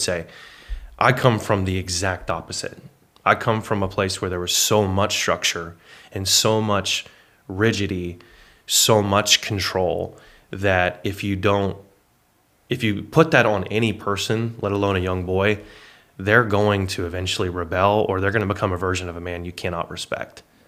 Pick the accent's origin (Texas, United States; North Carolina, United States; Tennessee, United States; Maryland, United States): Texas, United States; Paris; also born or lived in Indiana / Oklahoma City / Arlington, Texas; I was raised in Paris, Texas, from two thousand one to two thousand seven, or nineteen ninety-nine to two thousand seven as a boy